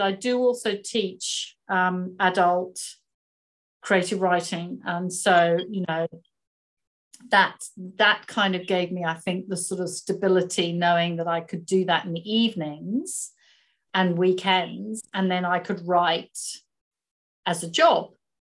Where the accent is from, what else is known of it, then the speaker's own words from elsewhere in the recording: England, United Kingdom; moved away as an adult; now in Sydney, Australia; I've lived in Australia 20 odd years now. I originally came here as a backpacker, fell in love with Sydney. Oh my God, I just went, I want to live here. It's so beautiful. But I'm originally from England